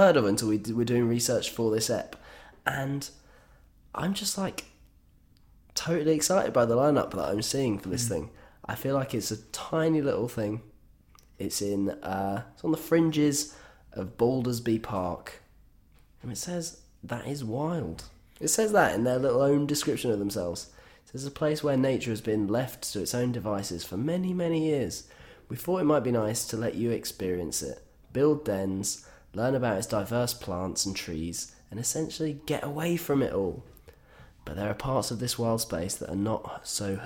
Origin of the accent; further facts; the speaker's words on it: Yorkshire and the Humber, United Kingdom; I'm from North Yorkshire